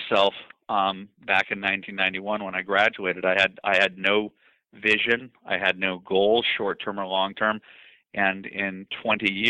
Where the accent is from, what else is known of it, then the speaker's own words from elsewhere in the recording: Los Angeles, California, United States; I came from Brentwood, one of the nicest parts of Los Angeles